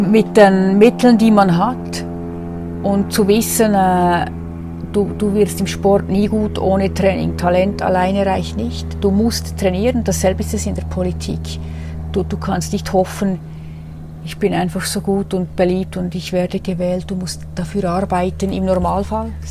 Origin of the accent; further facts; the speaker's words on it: Adelboden, Bern, Switzerland; born there; Damals war ich für das Oberland Großrätin. Ich bin gebürtige Adelbottnerin